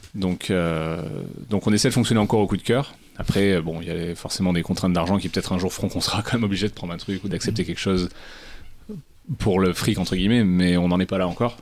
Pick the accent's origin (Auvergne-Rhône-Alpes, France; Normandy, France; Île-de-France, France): Auvergne-Rhône-Alpes, France; Cantal; j'ai grandi dans le Cantal